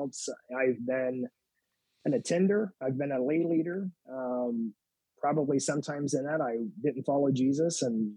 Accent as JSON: {"language": "English", "town": "Madison", "region": "Indiana", "country": "United States", "tie": "born or raised there", "said": "I grew up on the Ohio River in Madison, Indiana"}